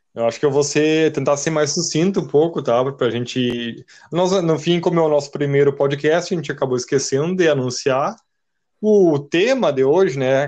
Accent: Santa Maria, Rio Grande do Sul, Brazil; nós somos de Santa Maria, Rio Grande do Sul

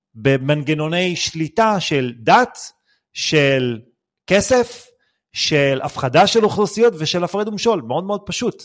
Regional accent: Israel; אנחנו בתור מדינת ישראל

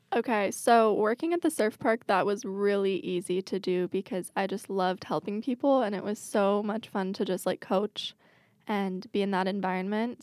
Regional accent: Washington, United States; I grew up in Washington.

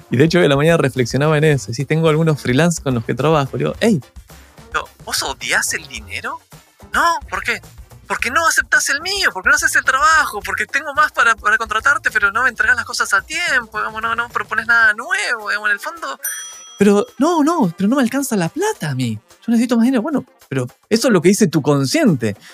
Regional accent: Argentina; also born or lived in Chile; Bueno, yo soy argentino, viví. los últimos 20 años viví en Chile, ahora estoy de nuevo, digamos, viviendo la aventura un poco acá.

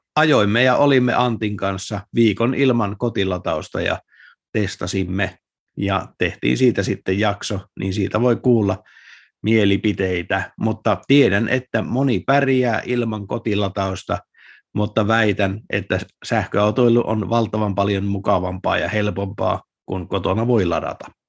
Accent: Lapland, Finland; moved away; mä kun olen Lapista kotoisin

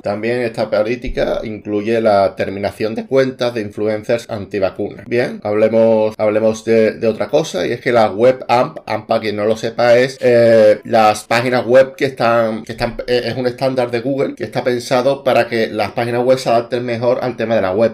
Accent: Spain; en mi país, España

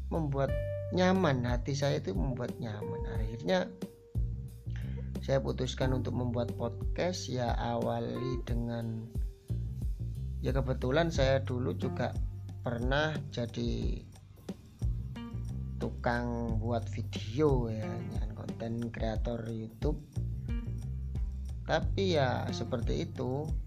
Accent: Kasian, East Java, Indonesia; Asal saya dari Desa Kasian, desanya yang namanya juga Kasian. Terus Kabupaten Jember, Provinsi Jawa Timur, Indonesia

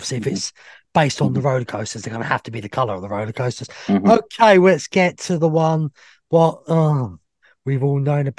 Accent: England, United Kingdom; I'm English.

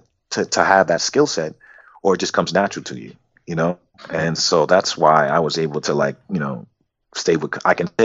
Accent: Boston, Massachusetts, United States; moved away as an adult; also born or lived in New York; I'm originally from Boston too. I moved to New York in 95

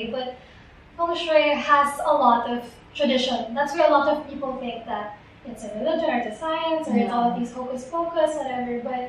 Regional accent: Mindanao, Philippines; for us, we came from Mindanao.

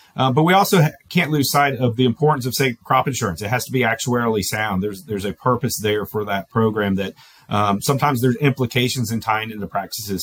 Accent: Florida, United States; moved away; I come from Florida originally.

